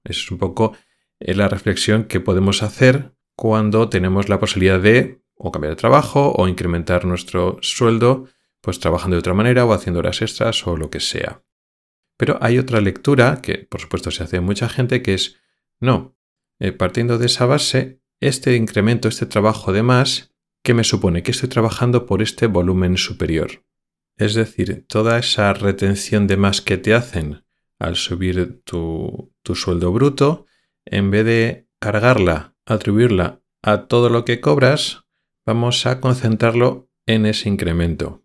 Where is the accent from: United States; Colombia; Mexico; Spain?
Spain; moved away as an adult; also born or lived in Madrid / Logroño; somos españoles que vivimos en otros países europeos